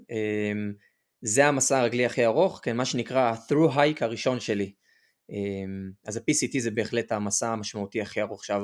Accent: Jerusalem, Jerusalem District, Israel; moved away as an adult; also born or lived in Australia / northern Israel; אני בן 27, במקור מירושלים. בארבע שנים האחרונות, מ-2020 אני בטיולים בעולם, בעצם ממש לפני הקורונה עזבתי את ישראל והתחלתי להסתובב בכל מיני מדינות.

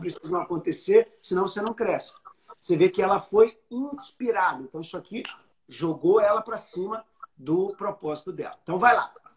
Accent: Rio de Janeiro, Brazil; na minha terrinha

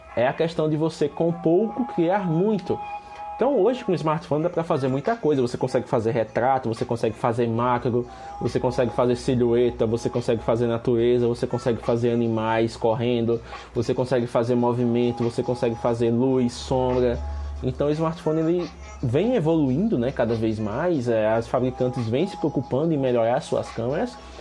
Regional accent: Penedo, Alagoas, Brazil; eu sou de Penedo, mas ambos somos de Alagoas

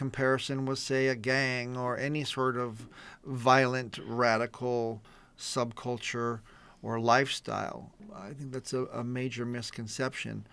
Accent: East San Gabriel Valley, California, United States; I grew up in the East San Gabriel Valley area in a predominantly Anglo neighborhood

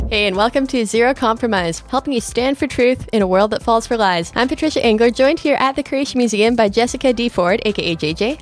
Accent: Canada; accent: Canadian; moved away as an adult; I grew up just homeschooling in Canada

